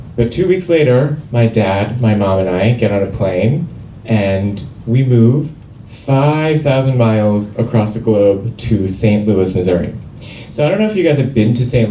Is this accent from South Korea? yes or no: yes; Seoul, South Korea; moved away; I grew up in Seoul, South Korea